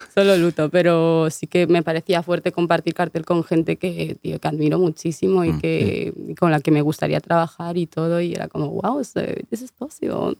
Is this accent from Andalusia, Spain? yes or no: no; Vigo, Galicia, Spain; also born or lived in Canary Islands; yo soy medio gallega, pues me crié en, tú sabes, Vigo